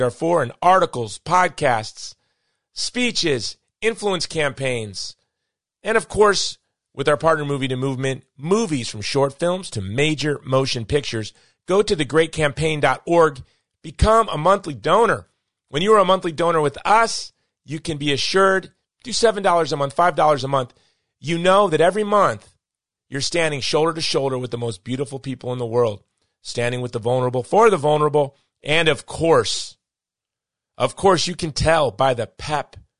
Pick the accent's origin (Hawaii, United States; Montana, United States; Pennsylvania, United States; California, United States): Hawaii, United States; moved away as an adult; now in Texas, United States; I'm from Hawaii